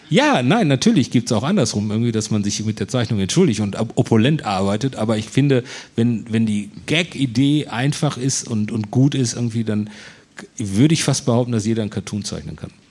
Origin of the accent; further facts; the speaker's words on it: Herne, North Rhine-Westphalia, Germany; also born or lived in Bochum; ich bin in Herne groß und in Bochum dick geworden. Also ich bin in Herne zur Schule gegangen.